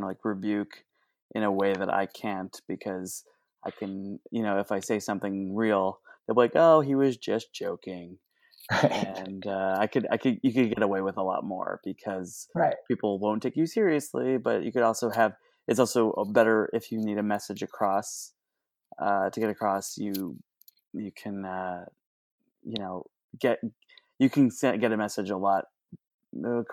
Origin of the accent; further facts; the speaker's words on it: Chicago, Illinois, United States; moved away; I'm originally from Chicago, Illinois